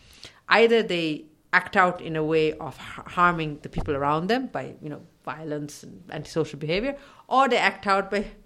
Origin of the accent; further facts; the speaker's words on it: Sri Lanka; I remember growing up in Sri Lanka, seeing these children walking around on their own, and nobody cared.